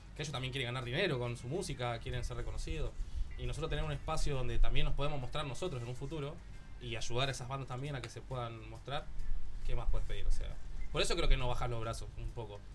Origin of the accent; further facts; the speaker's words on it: Argentina; now in Barcelona, Spain; somos tres argentinos y una catalana